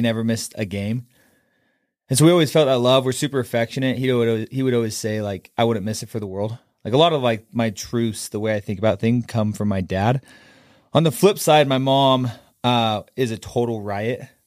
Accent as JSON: {"language": "English", "town": "Kaysville", "region": "Utah", "country": "United States", "tie": "born or raised there", "said": "I grew up in Kaysville, I have ten siblings"}